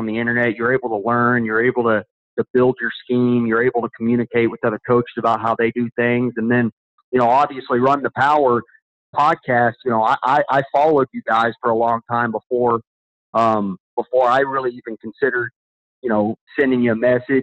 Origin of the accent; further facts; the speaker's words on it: Arlington, Texas, United States; also born or lived in California / Illinois; I grew up in Texas. Originally I'm from Arlington, Texas